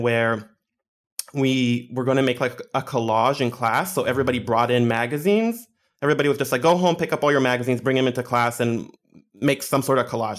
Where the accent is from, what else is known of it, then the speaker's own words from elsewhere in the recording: Israel; also born or lived in Scarsdale, New York, United States; I grew up in Israel, and there's, like, a very small nerd community